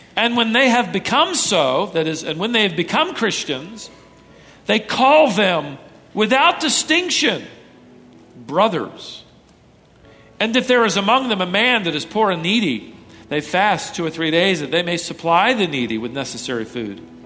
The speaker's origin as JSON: {"language": "English", "region": "Minnesota", "country": "United States", "tie": "born or raised there", "moved": "yes", "said": "I was born in Minnesota"}